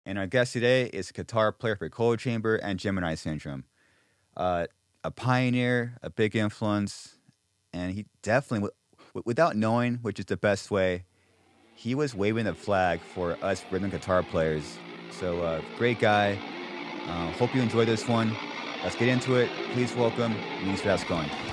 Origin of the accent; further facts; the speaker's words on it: Corona, California, United States; my hometown in Corona, Ca-, California.